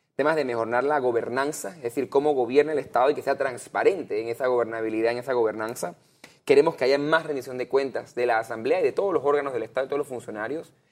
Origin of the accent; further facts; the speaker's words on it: Panama; nosotros como panameños